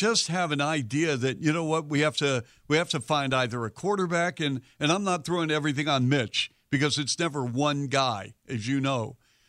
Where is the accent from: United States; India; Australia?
United States; Seattle, Washington; moved away; even as a kid, I grew up in Seattle.